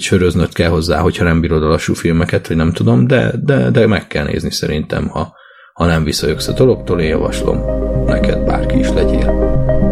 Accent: Hungary; én Magyarországon növekedtem, cseperedtem

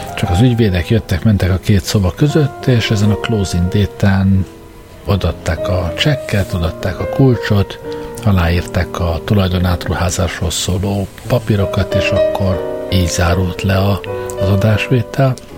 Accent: Hungary; moved away; ha már egyszer magyarok vagyunk

